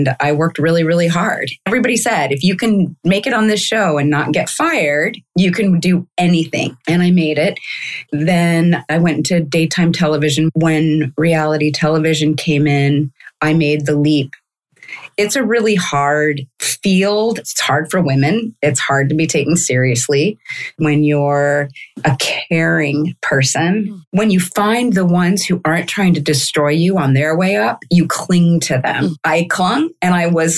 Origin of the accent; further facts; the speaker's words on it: Kansas City, Missouri, United States; moved away; I grew up in Kansas City, Missouri